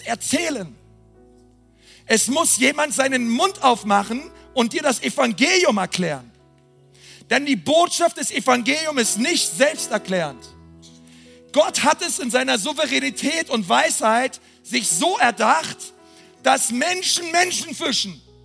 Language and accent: German; Berlin, Germany; Ich bin Berliner